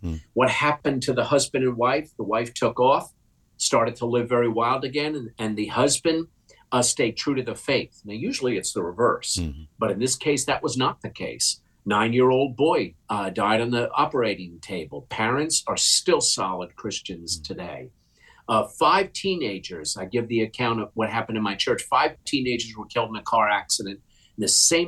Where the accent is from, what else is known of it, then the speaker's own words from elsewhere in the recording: United States; I'm an American without a hyphen.